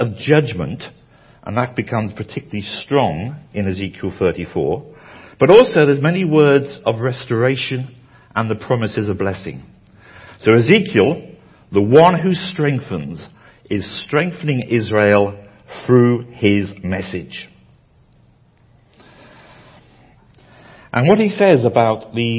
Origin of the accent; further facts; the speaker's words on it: United Kingdom; as a Brit